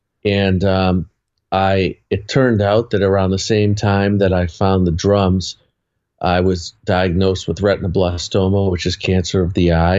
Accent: Boston, Massachusetts, United States; I'm from Boston.

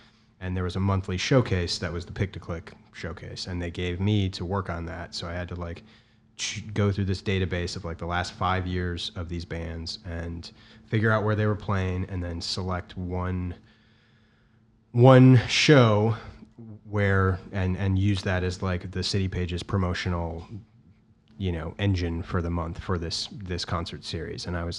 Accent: Milwaukee, Wisconsin, United States; moved away as an adult; also born or lived in Minnesota; now in Chicago, United States; I'm from Milwaukee, but I went to college in Minnesota at University of Minnesota, Twin Cities.

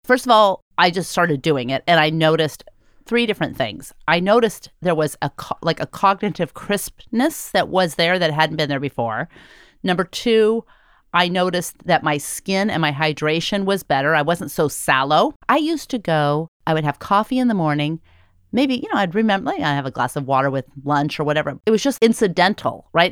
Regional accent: United States; as an American

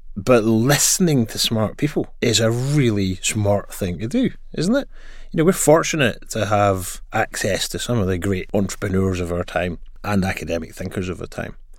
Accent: Glasgow, Scotland, United Kingdom; as you may tell from my accent, I grew up in Glasgow. I also studied in Glasgow.

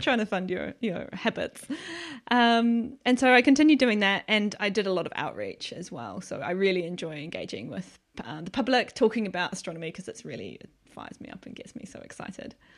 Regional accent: New Zealand; moved away as an adult; now in United Kingdom; I'm from New Zealand, so I was obviously in New Zealand

